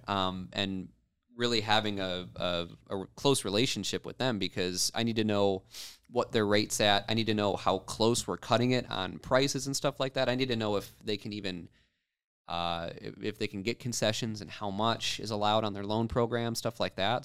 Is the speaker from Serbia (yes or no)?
no; Rogers City, Michigan, United States; Roger City, Michigan is where I grew up